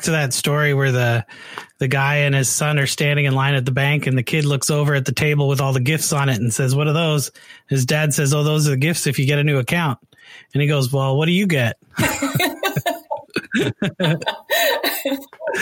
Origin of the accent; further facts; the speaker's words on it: Canada; moved away as an adult; also born or lived in Oregon, United States; now in United States; I'm from Canada, but I live in the United States right now